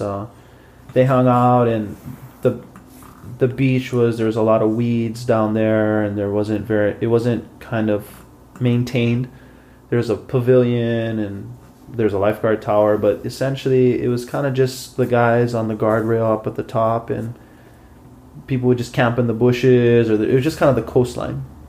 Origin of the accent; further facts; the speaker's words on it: Hilo, Hawaii, United States; I grew up in Hilo, Hawaii